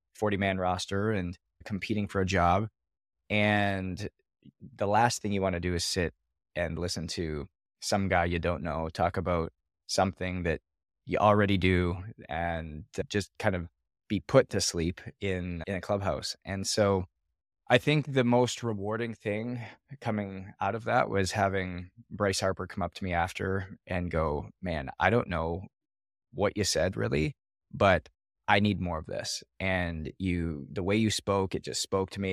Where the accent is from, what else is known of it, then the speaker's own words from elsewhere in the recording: Canada; I was born in Canada